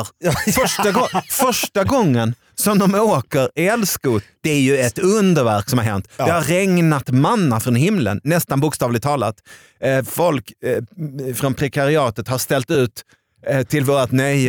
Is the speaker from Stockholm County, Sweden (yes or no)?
no; Arvika, Värmland, Sweden; jag är från Arvika